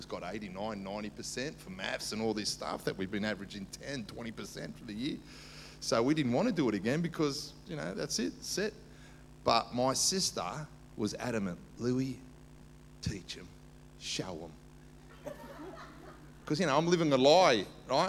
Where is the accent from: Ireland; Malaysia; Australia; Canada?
Australia; Sydney, New South Wales; also born or lived in Cyprus; I was brought up in the inner west, Dulwich Hill, Marrickville. Went to Dulwich High